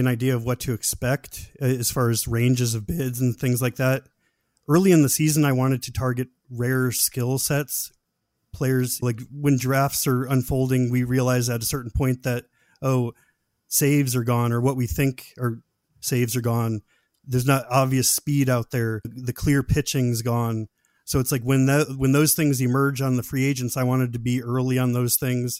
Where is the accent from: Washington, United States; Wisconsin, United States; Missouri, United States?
Washington, United States; just because I'm from the Seattle area.